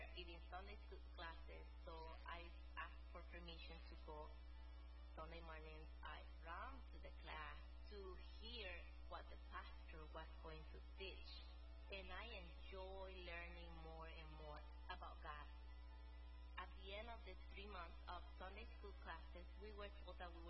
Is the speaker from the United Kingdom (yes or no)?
no; El Salvador; I am from El Salvador